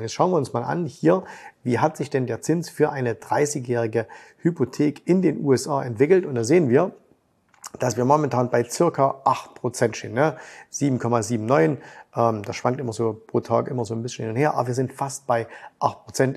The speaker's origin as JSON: {"language": "German", "country": "Germany", "said": "Bei uns in Deutschland"}